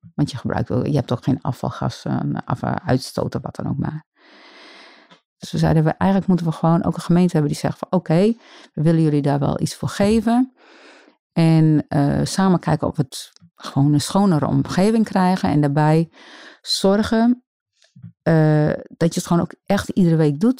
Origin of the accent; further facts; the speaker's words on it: Grou, Friesland, Netherlands; ik kom uit Grauw, van een eiland, de Burt. Het is een eiland tussen Grauw en Jennewoord.